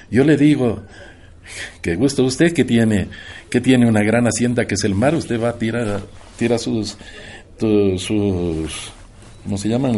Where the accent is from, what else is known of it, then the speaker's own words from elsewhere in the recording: Carchi, Ecuador; now in Atacames, Ecuador; Y vengo de Atacames, pero soy de la provincia del Carchi, allá nací. Pero en Atacames he hecho mi vida como profesor. durante cuarenta años